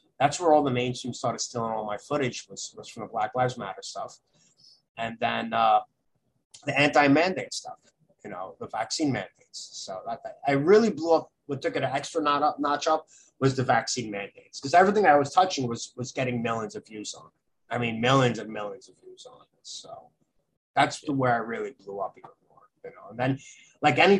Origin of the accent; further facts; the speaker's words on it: New York City, New York, United States; I grew up in Brooklyn, in the Midwood area of Brooklyn